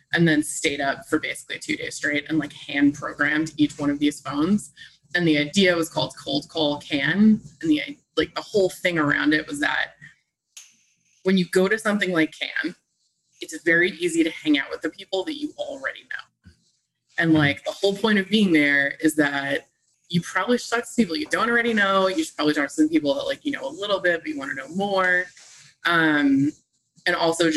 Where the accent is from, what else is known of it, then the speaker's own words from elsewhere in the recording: New York City, New York, United States; I am from Staten Island